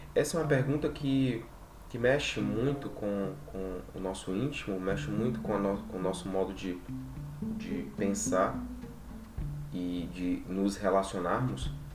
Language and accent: Portuguese; Brazil; first language Portuguese; a nossa língua nativa, enquanto brasileiros, é a língua portuguesa.